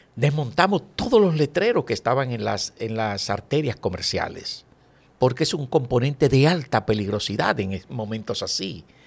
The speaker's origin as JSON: {"language": "Spanish", "town": "Santo Domingo", "region": "Distrito Nacional", "country": "Dominican Republic", "tie": "born or raised there", "also_born_or_lived": "Villa Consuelo, Santo Domingo", "said": "Yo nací en Villajuana y mi ascenso social se produce de Villajuana a Villaconsuelo, pero en Villa siempre"}